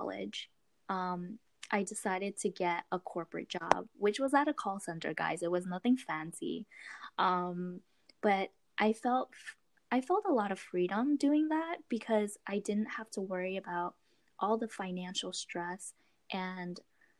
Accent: Florida, United States; also born or lived in Queens, New York; I was born in New York, Queens, actually. So I moved to Florida when I was 7.

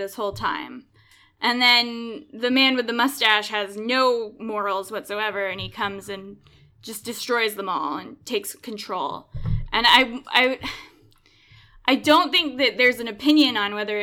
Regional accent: United States; as an American

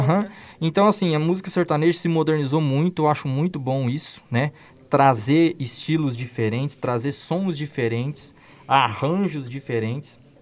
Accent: near Umuarama, Paraná, Brazil; moved away as an adult; now in Cascavel, Brazil; minha cidade natal, que fica perto de Moarama

